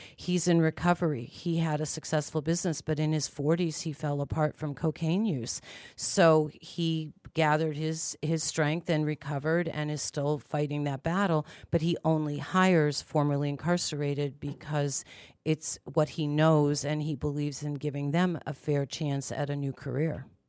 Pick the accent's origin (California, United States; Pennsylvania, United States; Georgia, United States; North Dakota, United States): Pennsylvania, United States; Pittsburgh; moved away; I'm originally from Pittsburgh, Pennsylvania, and my grandmother would take me into the city for shopping days